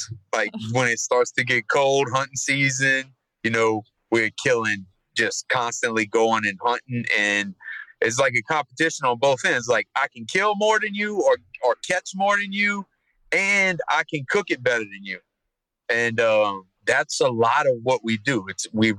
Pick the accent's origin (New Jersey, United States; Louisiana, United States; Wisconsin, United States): Louisiana, United States; Thibodaux; I'm born and raised in Thibodaux, right on the bayou.